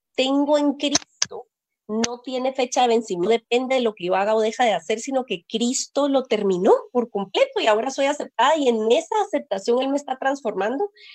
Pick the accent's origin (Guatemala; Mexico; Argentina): Guatemala; yo nací en Guatemala y aquí he vivido toda mi vida